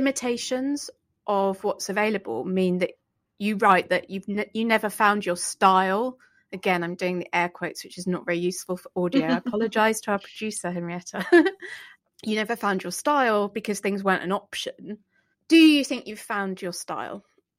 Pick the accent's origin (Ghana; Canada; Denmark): Denmark; I'm from Denmark. That's a hippo on my chest. Let's go.